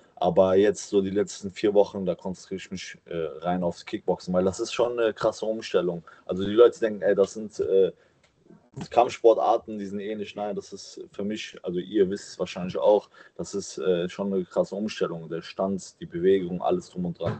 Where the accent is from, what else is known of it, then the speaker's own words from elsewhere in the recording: Cologne, North Rhine-Westphalia, Germany; meiner Heimatstadt Köln